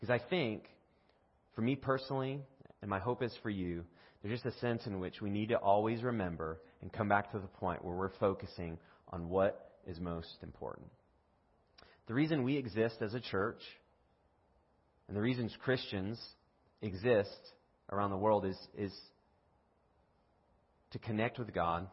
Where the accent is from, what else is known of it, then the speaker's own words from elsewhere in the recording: United States; I'm from America